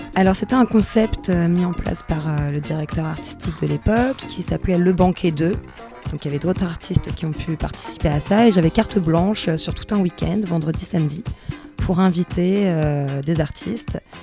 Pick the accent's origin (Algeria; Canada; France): France; Paris, Île-de-France; also born or lived in Bordeaux / Saint-Denis; je suis parisienne